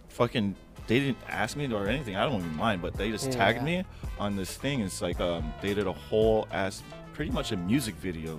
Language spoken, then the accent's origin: English; San Diego, California, United States; Maybe it's because I grew up in the North County, not the fucking down south.